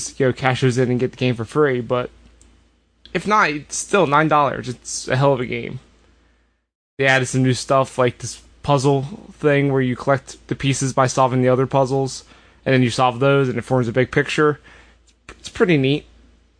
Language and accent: English; Philadelphia, Pennsylvania, United States; as a Philadelphian